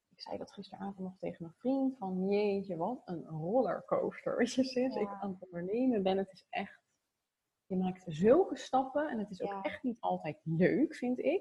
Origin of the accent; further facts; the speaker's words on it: Zoetermeer, South Holland, Netherlands; also born or lived in The Hague / Voorburg; Ik ben geboren in Den Haag. Ehm, toen hadden mijn ouders al een huis gekocht in Zoetermeer. Ja, echt een Phoenixwijk van Den Haag eigenlijk. En daar ben ik opgegroeid.